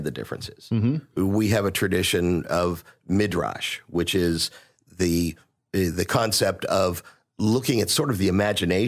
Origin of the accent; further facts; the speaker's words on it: Pittsburgh, Pennsylvania, United States; moved away as an adult; now in Houston, United States; I did grow up in Pittsburgh. I've been in Houston for close to 30 years